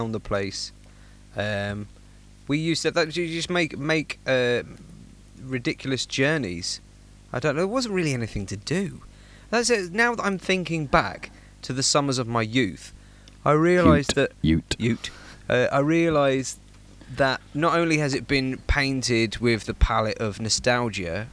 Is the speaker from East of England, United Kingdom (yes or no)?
yes; Knebworth, East of England, United Kingdom; moved away as an adult; now in Spain; I grew up in Nebworth, which is actually in the countryside.